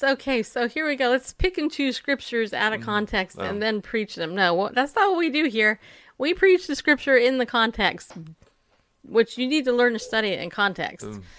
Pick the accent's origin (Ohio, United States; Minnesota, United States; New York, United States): New York, United States; Okay, anyway, so, can you tell I'm from New York? Can you?